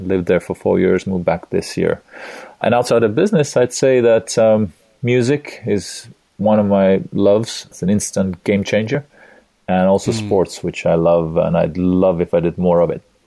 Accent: Estonia; also born or lived in California, United States; I live in Tallinn, Estonia right now, a small Nordic country in Europe, Eastern Europe. I have a, a wife, a woman that I love, and three kids. I was born in Soviet Union

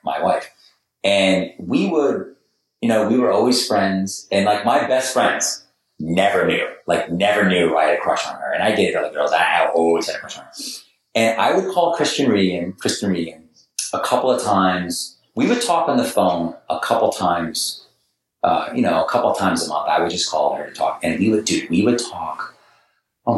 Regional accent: Boston, Massachusetts, United States; moved away as an adult; also born or lived in New York / Los Angeles, United States; now in San Diego, United States; I was from New York and, you know, grew up in Boston

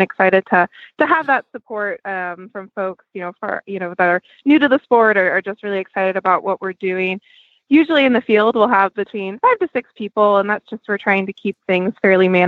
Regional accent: Orange County, Virginia, United States; moved away as an adult; now in Missouri, United States; I grew up in Orange County, Virginia. So right near Charlottesville area

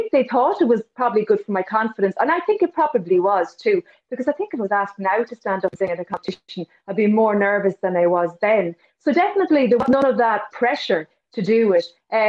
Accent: Connacht, Ireland; Sure, I can, Mary. Yeah, my earliest memories probably are of, I would say, the butcher's sessions, which were in Drumsna, which in the times when children were allowed to be in the pubs after hours, I would have heard lots of music

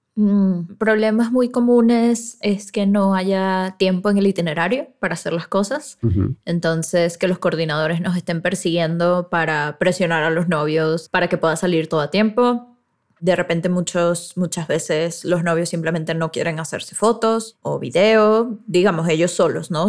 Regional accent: Venezuela; nosotros los venezolanos

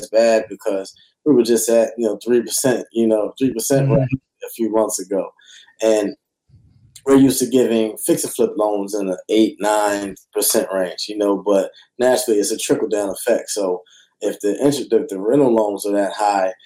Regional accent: Philadelphia, Pennsylvania, United States; I'm from Philly and I was throwing free real estate classes

